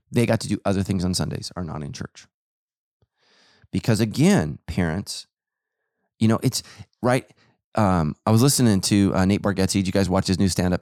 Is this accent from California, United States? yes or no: yes; Sacramento, California, United States; I grew up in Sacramento